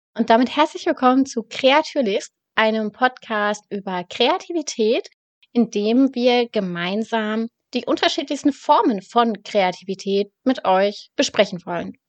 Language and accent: German; Hanover, Lower Saxony, Germany; ich komme aus dem schönen Hannover. Das ist die Hauptstadt von Niedersachsen